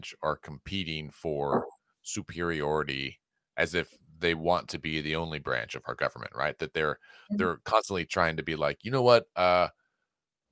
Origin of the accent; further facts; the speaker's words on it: Oklahoma, United States; I was from Oklahoma.